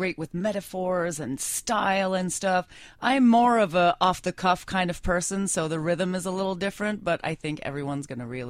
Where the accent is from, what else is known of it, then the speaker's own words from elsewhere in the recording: Westmount, Quebec, Canada; I grew up in Westmount with a dad from Lower Westmount, Saint-Henri, and my mom's from Toronto.